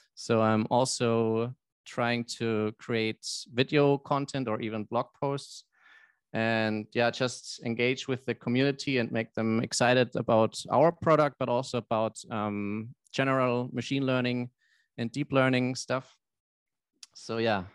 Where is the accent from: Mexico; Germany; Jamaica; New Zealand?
Germany; I'm from Germany